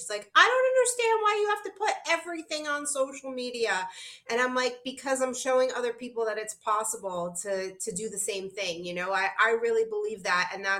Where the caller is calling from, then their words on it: Aruba; And here I'm calling in from Aruba, you know, so it's possible for anyone to shift their life.